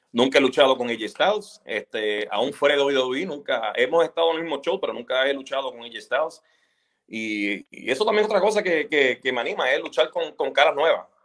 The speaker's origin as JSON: {"language": "Spanish", "country": "Puerto Rico", "said": "Yo, pues, sí, soy puertorriqueño, ¿sabes?"}